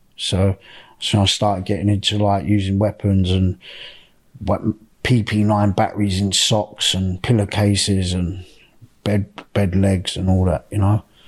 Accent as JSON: {"language": "English", "town": "Reading", "region": "South East England", "country": "United Kingdom", "tie": "born or raised there", "said": "I was born in Reading in Berkshire. Um, I was born on the D Road Estate"}